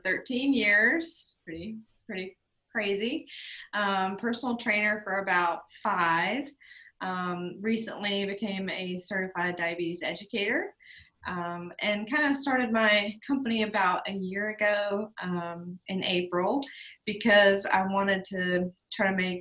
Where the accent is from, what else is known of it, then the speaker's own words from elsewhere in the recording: Statesville, North Carolina, United States; I grew up in Statesville, North Carolina